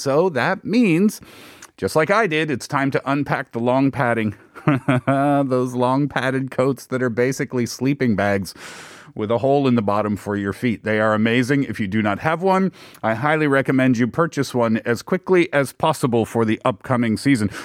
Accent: Canada; now in South Korea; I'm Canadian

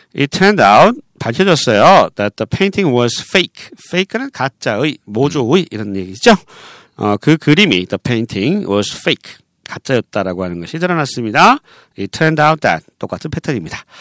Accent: Seoul, South Korea; 저는 어, 서울 사람이에요.

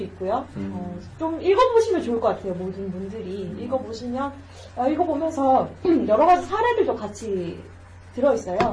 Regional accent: Changwon, South Gyeongsang, South Korea; accent: Gyeongsang; now in Gimhae, South Korea; 저는 경남 마산 출신이죠

